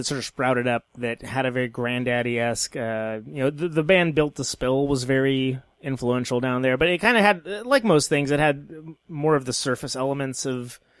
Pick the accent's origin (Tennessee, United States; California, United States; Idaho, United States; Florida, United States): California, United States; Modesto; I'm from I'm from Stanislaus, so it's one county over. I'm Central Valley, Modesto.